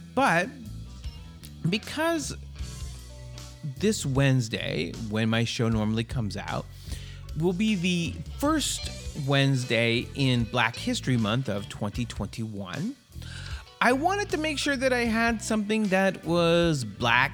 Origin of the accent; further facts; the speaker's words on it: Canada; accent: Caucasian Canadian / American; now in United States; I was born and raised in Canada and moved to the United States